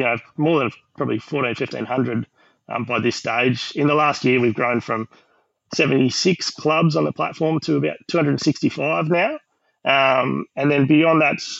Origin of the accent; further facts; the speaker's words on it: Queensland, Australia; now in Western Australia, Australia; I'm from Queensland